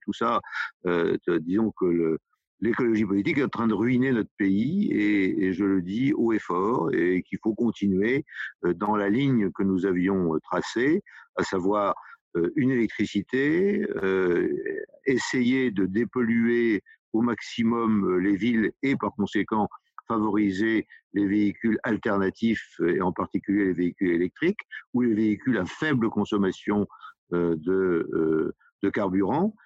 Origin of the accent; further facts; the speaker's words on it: Côtes-d'Armor, Brittany, France; je suis des Côtes d'Armor euh, à, près de Guingamp et de Saint-Brieuc